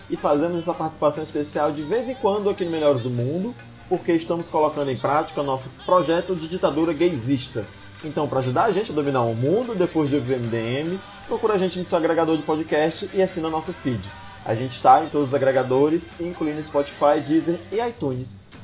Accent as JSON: {"language": "Portuguese", "town": "Cavalcante", "region": "Goiás", "country": "Brazil", "said": "Eu sou de Cavalcante"}